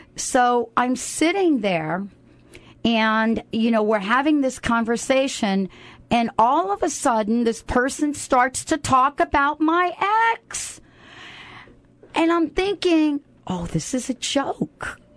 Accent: New York, United States; moved away as an adult; now in Seattle, United States; I'm new to Seattle, by the way. I'm, you know, I'm not new, new, but I'm here a couple years, maybe, you know, so forth and so on. And, you know, I, and, and, I'm from New York

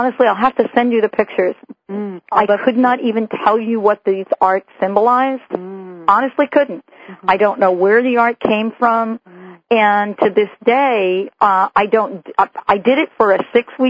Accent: United States; moved away as an adult; also born or lived in New Jersey; now in Seattle, United States; I grew up in New York and New Jersey

